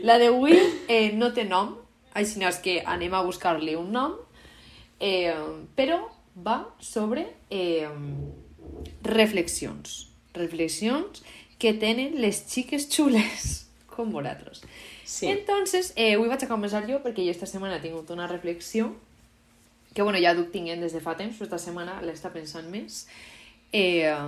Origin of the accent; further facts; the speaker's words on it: Valencian Community, Spain; first language Valencian; com a valenciana